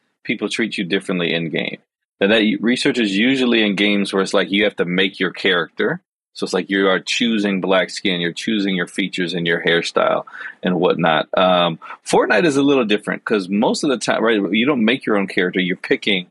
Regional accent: Chicago, Illinois, United States; I'm a black man growing up in Chicago in a neighborhood that's majority black and Latinx

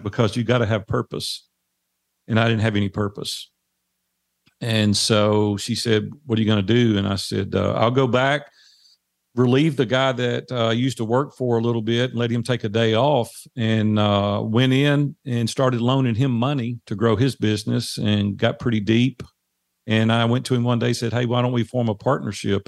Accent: Nashville, Tennessee, United States; accent: Southern drawl; I'm native Nashville

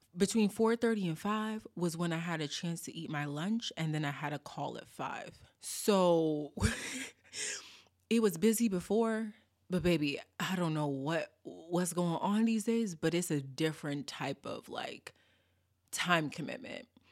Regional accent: Boston, Massachusetts, United States; growing up in Boston

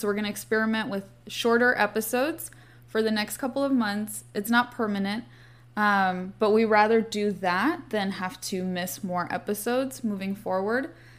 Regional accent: Santa Monica, California, United States; I'm from Santa Monica, so I grew up going by this very iconic, uh, bright blue and yellow Art Deco building

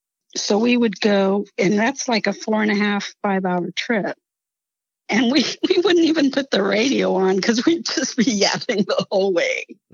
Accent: Laredo, Texas, United States; We grew up in Laredo together.

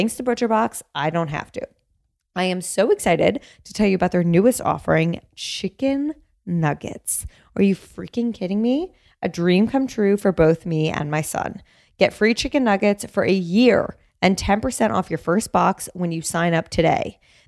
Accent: New Jersey, United States; also born or lived in New York; Well, I grew up in Jersey.

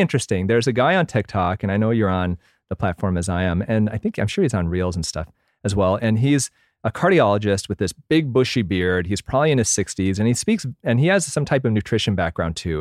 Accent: Michigan, United States; I grew up in Michigan

